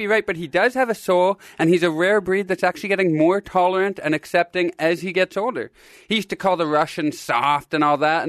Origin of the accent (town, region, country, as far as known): Kitchener, Ontario, Canada; born or raised there; moved away as an adult; now in Los Angeles, United States